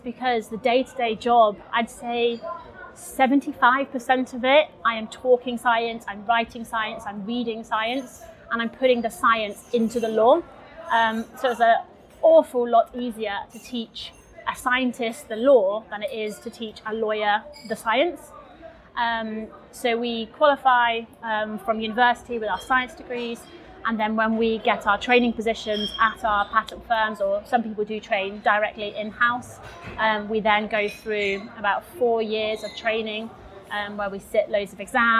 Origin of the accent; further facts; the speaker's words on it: England, United Kingdom; moved away as an adult; also born or lived in Durham; now in Split, Croatia; I'm from England